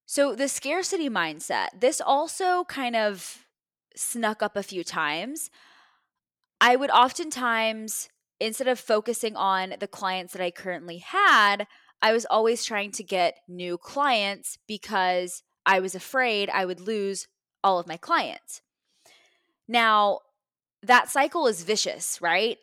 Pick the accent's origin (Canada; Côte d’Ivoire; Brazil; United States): United States; Texas; moved away as an adult; now in Ohio, United States; I'm in Ohio, I'm from Texas, I'm in a foreign city still